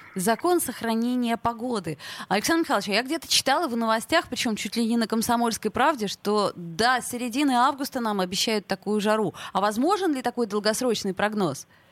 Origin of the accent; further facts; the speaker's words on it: Saint Petersburg, Russia; мы, петербуржцы